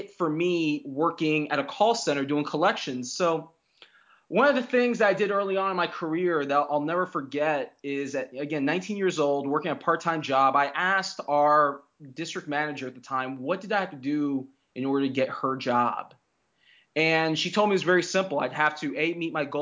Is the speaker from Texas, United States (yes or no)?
no; Fort Lauderdale, Florida, United States; I grew up in South Florida